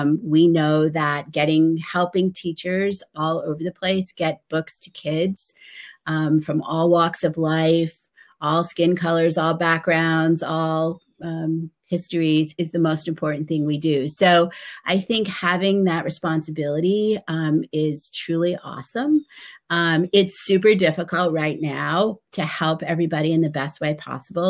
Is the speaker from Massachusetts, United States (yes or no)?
yes; outside of Boston, Massachusetts, United States; I grew up outside of Boston